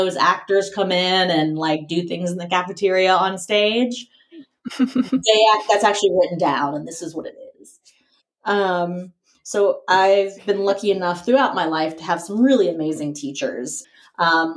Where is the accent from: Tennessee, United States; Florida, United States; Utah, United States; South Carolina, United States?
Florida, United States; Tallahassee; moved away as an adult; also born or lived in Atlanta, Georgia / Los Angeles, California; now in Philadelphia, United States; I grew up right outside Tallahassee